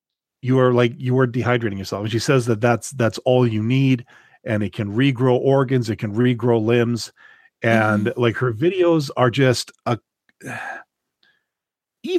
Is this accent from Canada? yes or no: yes; Canada; As a Canadian